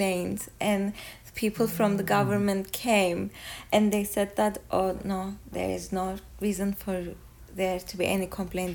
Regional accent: Kyrenia, Kyrenia District, Cyprus; I was born in Kerinya, 1994. I'm a lawyer. We live in Kerinya

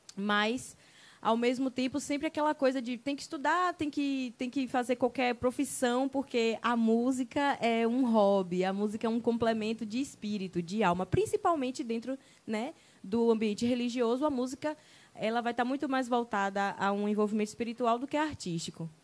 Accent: Ubaitaba, Bahia, Brazil; now in Itabuna, Brazil; Hoje eu estou aqui em Tabuna, mas a minha terra é Ubaitaba, cidade das canoas

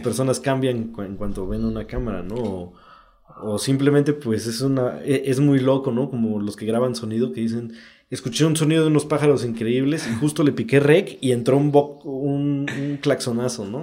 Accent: Oaxaca, Mexico; also born or lived in Juchitán, Oaxaca; yo soy del Istmo de Juchitán, pero crecí aquí en Oaxaca

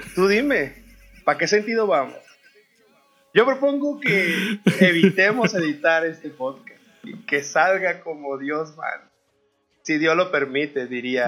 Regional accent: Mexico; somos los mexicanos, nos reímos de la tragedia

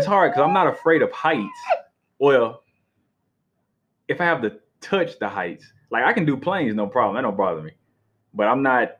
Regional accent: Atlanta, Georgia, United States; So I was raised in Atlanta

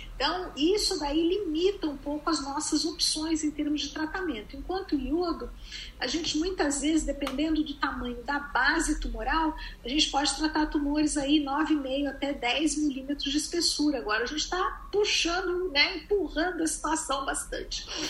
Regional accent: Brazil; moved away as an adult; now in United States

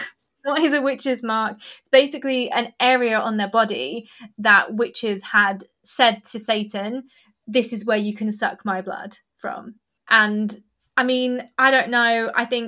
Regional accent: Essex, East of England, United Kingdom; I'm from Essex

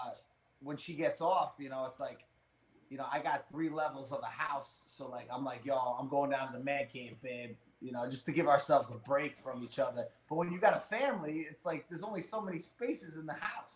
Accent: New York, United States; I'm from New York. I can't, you know, I have no country accent

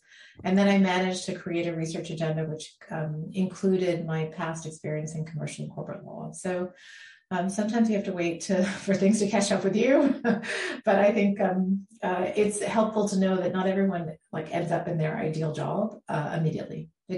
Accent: Bahamas; moved away as an adult; also born or lived in London; now in United States; So I was born in the Bahamas. I grew up there.

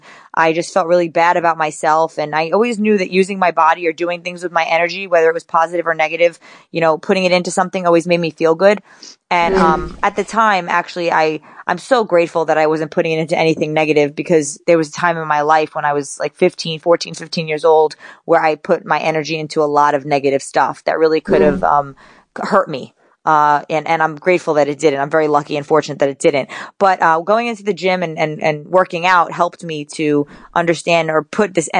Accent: New York City, New York, United States; now in Oxnard, United States; I'm from the Bronx. I was born and raised in the Bronx, New York. And I live now in Ventura, California, where I train. Well, actually, I live in Oxnard

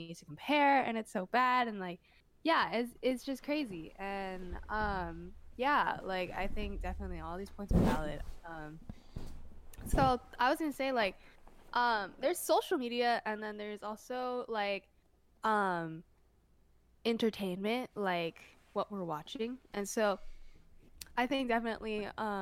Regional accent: United States; I'm growing up in America

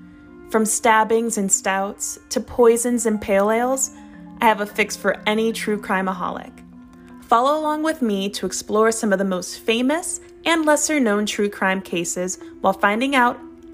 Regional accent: Cleveland, Ohio, United States; my hometown, Cleveland, Ohio.

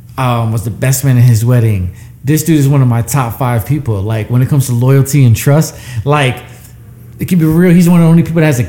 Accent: Puerto Rico; I'm Puerto Rican. I grew up around Jamaica. I grew up around hard work.

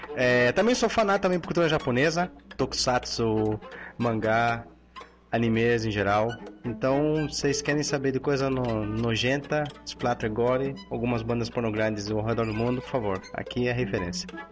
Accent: Chile; moved away; sou chileno

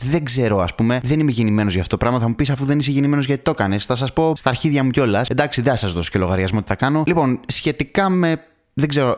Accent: Thessaloniki, Central Macedonia, Greece; εγώ είμαι από Θεσσαλονίκη

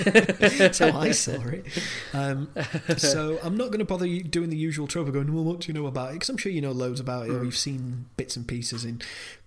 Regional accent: Yorkshire and the Humber, United Kingdom; We are from Yorkshire.

